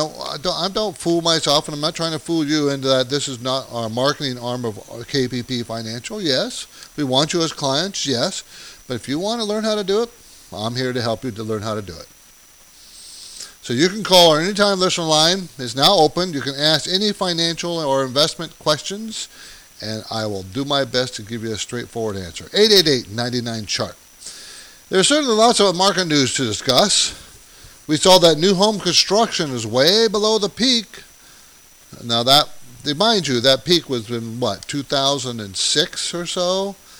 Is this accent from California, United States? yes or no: yes; San Diego, California, United States; also born or lived in New York City; I grew up in San Diego